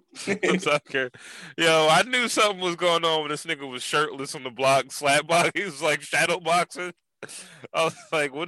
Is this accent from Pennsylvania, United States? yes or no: yes; Philadelphia, Pennsylvania, United States; I told you I was born on North Philly.